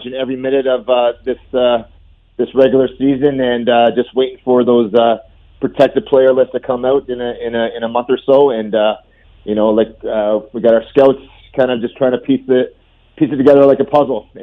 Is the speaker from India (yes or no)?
no; Canada; we're from Canada